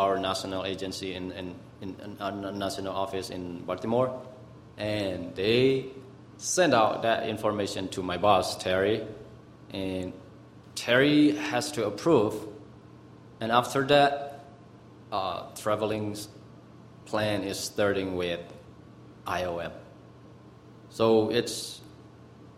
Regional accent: Myanmar; English is a second language; now in Albuquerque, United States; I am from Myanmar, so-called, also known as Burma

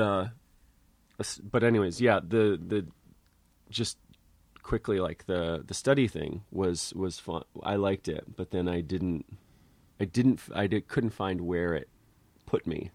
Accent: Connecticut, United States; moved away; also born or lived in Santa Cruz; I'm from Connecticut

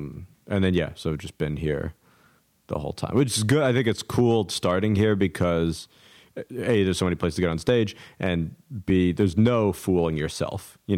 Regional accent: New York City, New York, United States; also born or lived in Chicago; I'm from New York, and so then I moved back to New York right after I finished school

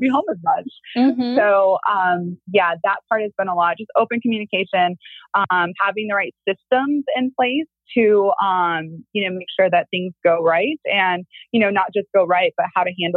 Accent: Illinois, United States; moved away; I'm from Illinois, but the actual area that I'm from is called the Quad Cities

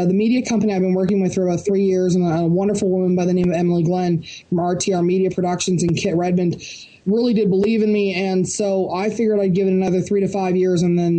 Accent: Barrie, Ontario, Canada; the Canadian National Opens or Canadian Championships are here in my hometown of Barrie, Ontario.

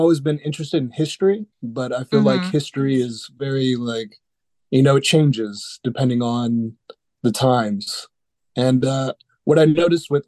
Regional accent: Dallas, Texas, United States; I'm originally from Dallas, Texas

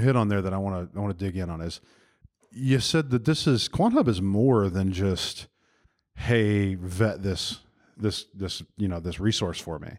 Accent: Birmingham, Alabama, United States; I am in my hometown of Birmingham, Alabama

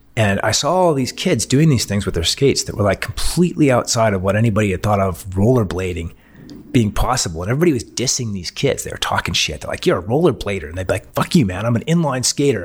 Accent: Canadian Rockies, Canada; also born or lived in Europe / Salt Lake City, Utah, United States / Boulder, Colorado, United States; I grew up in the Canadian Rockies

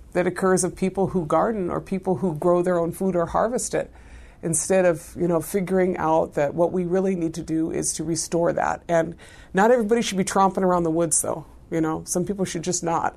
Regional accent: Ashland, Oregon, United States; moved away as an adult; also born or lived in East Los Angeles, California; now in White Earth Reservation, United States; raised in a small town in Southern Oregon

